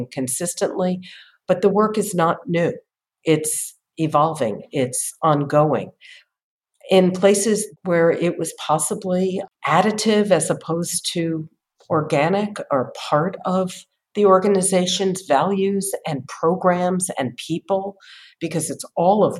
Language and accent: English; New Haven, Connecticut, United States; moved away; also born or lived in Boston; I grew up in New Haven, Connecticut